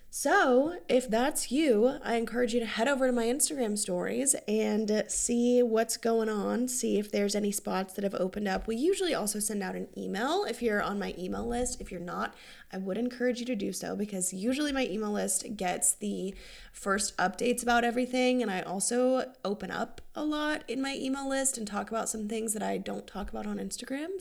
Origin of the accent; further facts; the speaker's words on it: North Carolina, United States; now in Hilton Head, United States; I'm from North Carolina